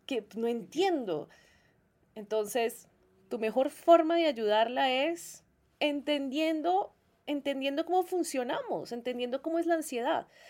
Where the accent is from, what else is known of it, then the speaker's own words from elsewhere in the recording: Colombia; yo soy de Colombia